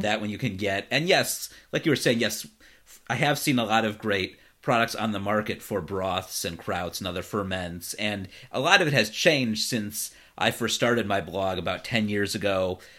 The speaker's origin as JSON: {"language": "English", "town": "Cleveland", "region": "Ohio", "country": "United States", "tie": "born or raised there", "moved": "yes", "lives_now": "Los Angeles, United States", "said": "Cleveland, my hometown"}